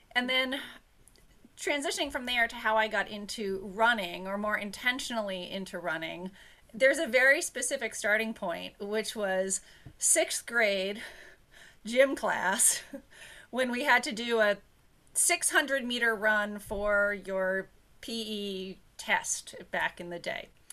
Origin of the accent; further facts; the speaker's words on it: New Hampshire, United States; I grew up in New Hampshire